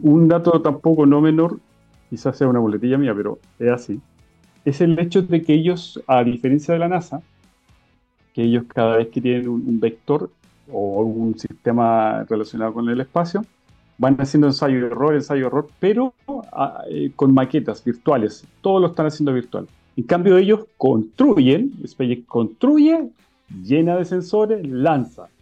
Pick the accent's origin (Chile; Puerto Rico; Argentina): Chile